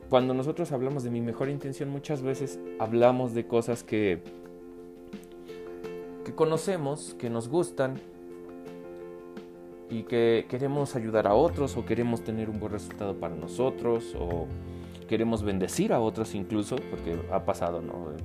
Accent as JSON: {"language": "Spanish", "country": "Mexico", "also_born_or_lived": "Puebla", "said": "mi papá, mi mamá, mi hermana y yo nos fuimos a vivir a, un estado de aquí de México, porque yo soy de México, eh, que se llama Puebla."}